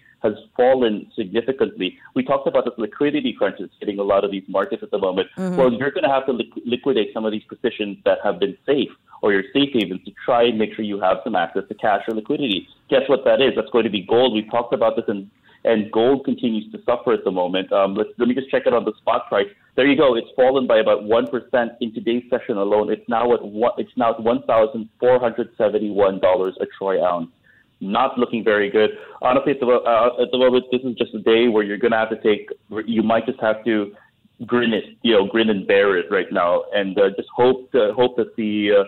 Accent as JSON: {"language": "English", "country": "Philippines", "said": "as a Filipino"}